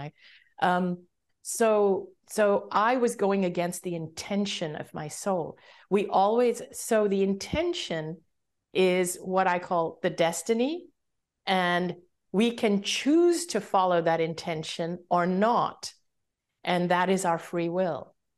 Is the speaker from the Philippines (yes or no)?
no; Hong Kong; also born or lived in Singapore; I grew up in Hong Kong